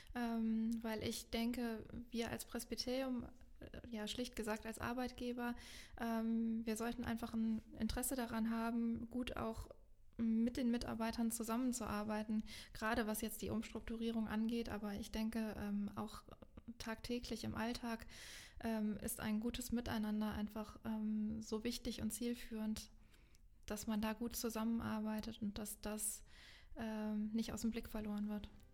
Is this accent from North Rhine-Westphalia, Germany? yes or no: yes; Meckenheim, North Rhine-Westphalia, Germany; ich bin hier in Meckenheim groß geworden und lebe jetzt inzwischen wieder hier in Meckenheim